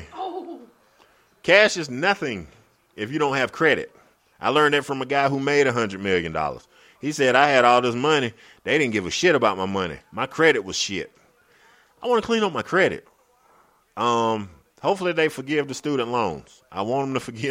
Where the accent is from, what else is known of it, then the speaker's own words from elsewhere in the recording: Greenwood, South Carolina, United States; I'm from Greenwood